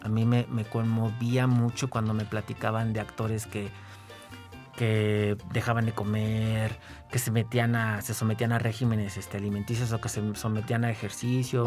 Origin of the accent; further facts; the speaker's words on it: San Luis Potosí, Mexico; also born or lived in Guanajuato; yo siempre estuve como muy cerca del ámbito teatral en San Luis